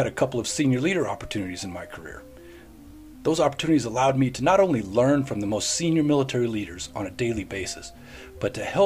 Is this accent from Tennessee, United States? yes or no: yes; Middle Tennessee, United States; moved away as an adult; I grew up in Middle Tennessee area